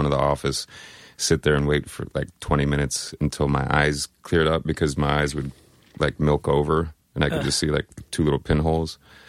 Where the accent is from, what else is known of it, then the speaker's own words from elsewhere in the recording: Colorado, United States; also born or lived in Oslo, Norway / Washington / Tampa, Florida; So I was born in Oslo, Norway. And then I was there for 18 months. And then we'd be out in Washington for a few years. Then Tampa, Florida for a few years. And then Colorado. Went to high school, finished college in Colorado.